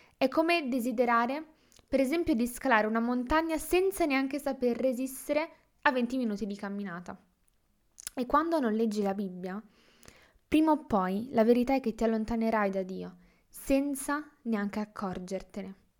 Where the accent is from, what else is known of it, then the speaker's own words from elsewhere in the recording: Milan, Lombardy, Italy; ho diciassette anni e vengo da Milano